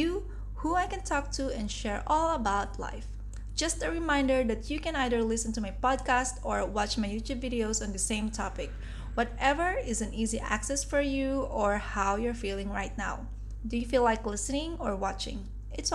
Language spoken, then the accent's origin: English; Philippines; also born or lived in Singapore / Dubai, UAE; now in Kuala Lumpur, Malaysia; I'm originally from the Philippines